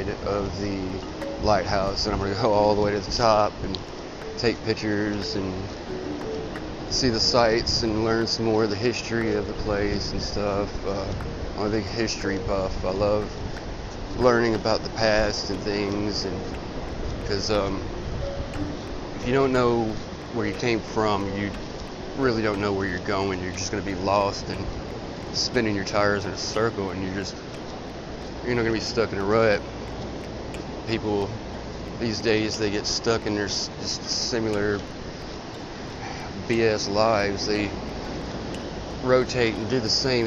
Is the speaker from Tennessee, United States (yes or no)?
yes; Nashville, Tennessee, United States; moved away as an adult; now in Daytona Beach, United States; I was originally from Nashville, Tennessee